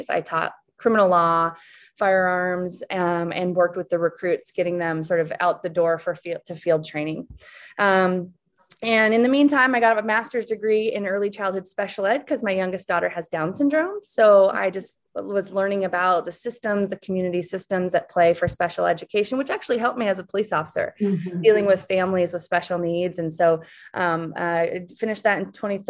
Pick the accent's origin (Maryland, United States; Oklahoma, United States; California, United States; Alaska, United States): Alaska, United States; also born or lived in Seattle; I grew up in Alaska, born and raised in Alaska.